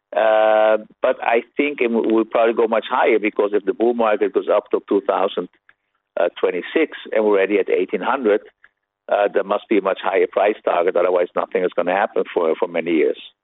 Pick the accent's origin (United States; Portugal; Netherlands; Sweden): Netherlands; a Dutch person that I am